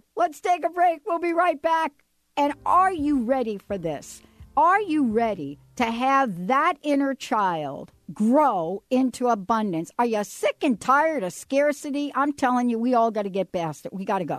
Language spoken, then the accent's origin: English; New York City, New York, United States; I don't come from a china family. I'm telling you, I come from the Bronx.